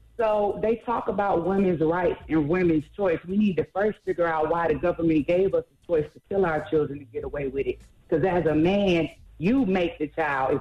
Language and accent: English; Atlanta, Georgia, United States; I am from Atlanta. Been there most of my life.